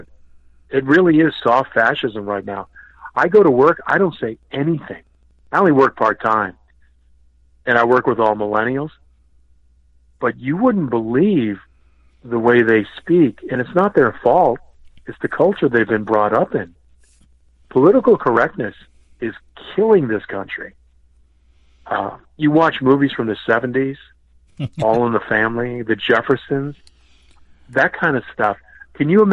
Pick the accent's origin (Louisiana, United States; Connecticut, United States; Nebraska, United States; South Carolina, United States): Connecticut, United States; also born or lived in Boston; I grew up in Connecticut, but I'm from Boston